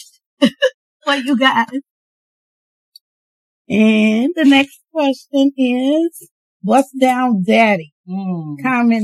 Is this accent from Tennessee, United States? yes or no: no; New York City, New York, United States; also born or lived in Queens; I'm originally from New York. Born in Queens, grew up in Brooklyn.